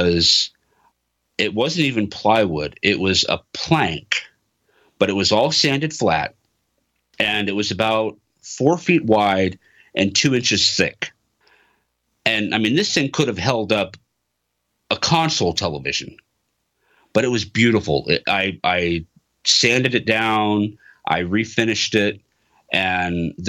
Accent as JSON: {"language": "English", "region": "Texas", "country": "United States", "tie": "born or raised there", "said": "I grew up in Texas"}